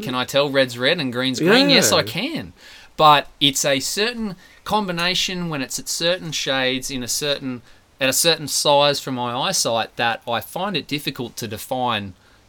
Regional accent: Gracemere, Queensland, Australia; also born or lived in Rockhampton; I was born in Rocky, and then they moved to Gracemere when I was about 2.

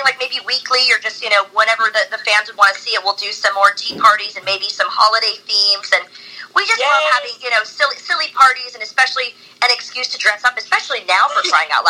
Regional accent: California, United States; moved away as an adult; now in England, United Kingdom; I'm a Californian

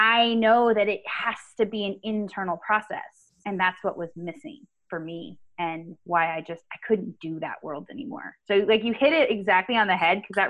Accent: Winters, California, United States; moved away as an adult; now in Reno, United States; I grew up in Northern California. I grew up in a little town called Winters

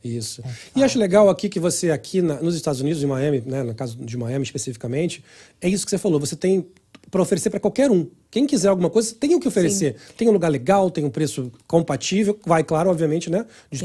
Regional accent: Rio de Janeiro, Brazil; Eu sou do Rio

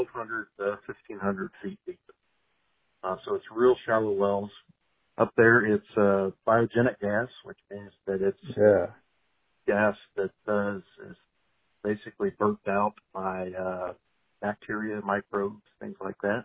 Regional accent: Pennsylvania, United States; moved away as an adult; also born or lived in Oklahoma; now in Houston, United States; I grew up over in the Appalachian Mountains

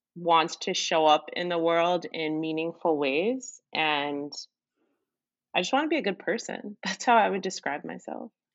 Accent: Maplewood, New Jersey, United States; I'm from Maplewood, New Jersey. It's about 30 minutes west of New York City

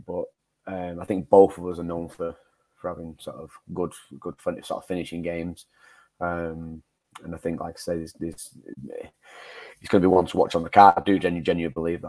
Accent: Manchester, North West England, United Kingdom; sort of in my hometown. I suppose uh, I've, I've fought in Manchester quite a lot.

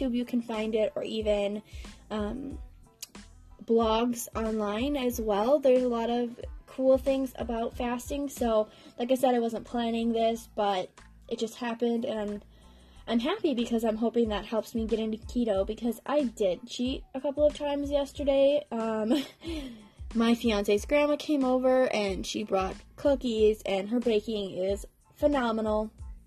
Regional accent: Wisconsin, United States; I'm from Wisconsin

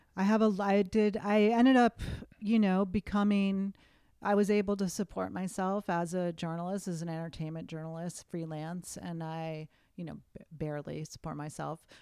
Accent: Western Massachusetts, United States; moved away as an adult; also born or lived in Boston; now in Los Angeles, United States; where I grew up in Western Mass was about a three-hour train ride from New York City

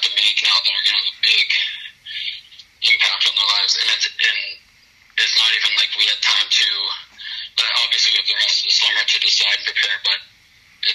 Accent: Medicine Hat, Alberta, Canada; moved away as an adult; also born or lived in Lethbridge; I'm from Medicine Hat

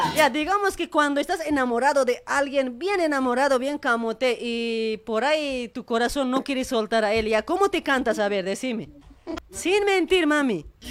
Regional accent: Bolivia; moved away as an adult; now in Argentina; la gente del, del campo que venimos de allá de Bolivia

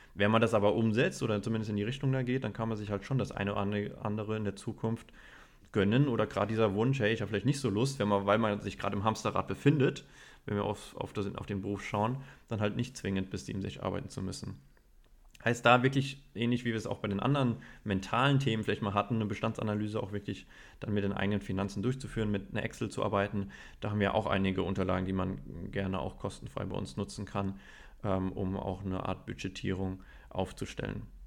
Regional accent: Germany; bei uns in Deutschland, bei uns in der deutschen Kultur

